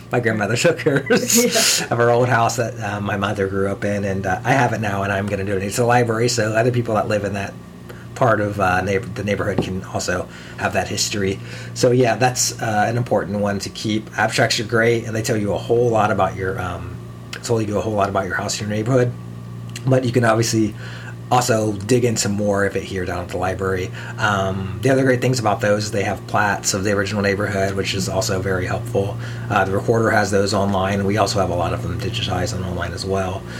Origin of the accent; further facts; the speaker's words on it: Columbus, Ohio, United States; I grew up around the Polaris area, and we would drive to Delaware to, to go see drive-in movies when I was a kid.